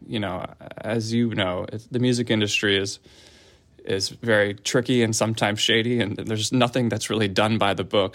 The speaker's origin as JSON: {"language": "English", "town": "Philadelphia", "region": "Pennsylvania", "country": "United States", "tie": "born or raised there", "moved": "as an adult", "lives_now": "Los Angeles, United States", "said": "I grew up in the Philadelphia area"}